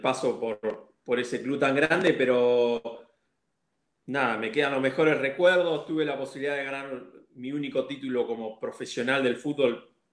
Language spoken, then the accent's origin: Spanish; Pehuajó, Buenos Aires Province, Argentina; moved away as an adult; now in Buenos Aires, Argentina; yo jugué en, mi pueblo, que es Peguajó que es a cuatro horas de, Capital Federal. Es un pueblo chiquito y jugué ahí hasta los 18 años